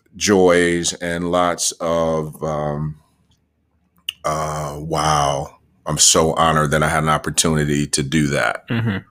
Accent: Muskegon, Michigan, United States; also born or lived in Grand Rapids, Michigan; I was born in Muskegon, Michigan, grew up primarily in Muskegon, between Muskegon and Grand Rapids, Michigan

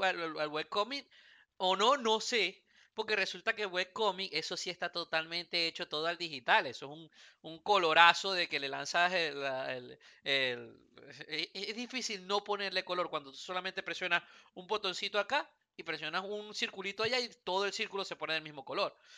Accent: Venezuela; now in Houston, United States; nací en Venezuela

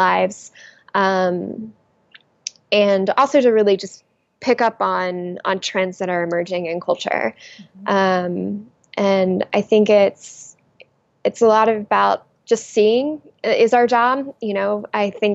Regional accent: the South, United States; moved away; I'm originally from the South, so I will forever be a Southern exile unless I happen to go back

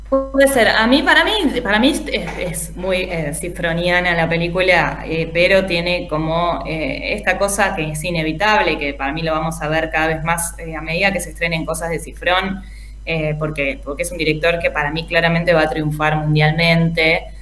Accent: Argentina; nosotros como argentinos

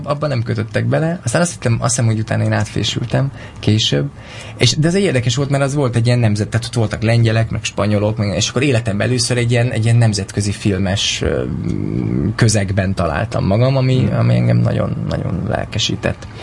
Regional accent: Miskolc, Borsod-Abaúj-Zemplén, Hungary; moved away as an adult; also born or lived in Pécel; now in Budapest, Hungary; Miskolcról jöttem

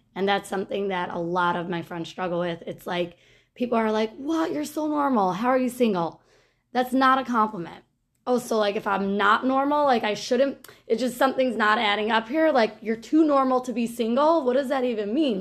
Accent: United States; I'm from Muncie

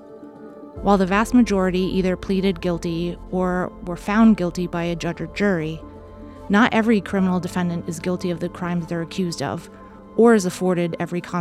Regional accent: Warwick, Rhode Island, United States; I was born and raised in Warwick

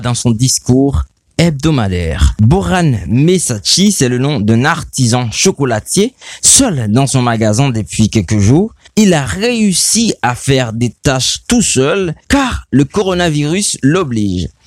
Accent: Haiti; chez nous en Haïti

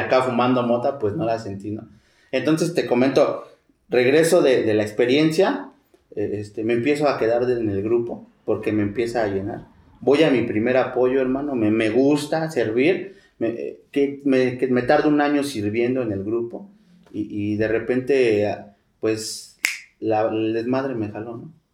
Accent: Mexico City, Mexico; also born or lived in Tlalnepantla; Yo me crié ahí en Iztapalapa

